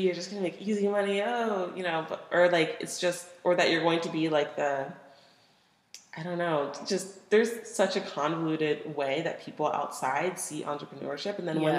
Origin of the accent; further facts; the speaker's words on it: Cape Coral, Florida, United States; moved away as an adult; now in Seattle, United States; I grew up in Florida.